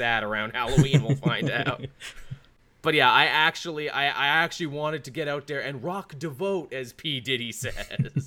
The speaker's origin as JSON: {"language": "English", "country": "Canada", "said": "being Canadian"}